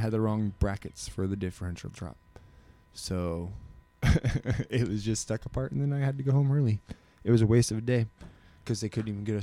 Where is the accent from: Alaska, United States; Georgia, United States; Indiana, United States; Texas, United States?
Alaska, United States; we're all from Alaska.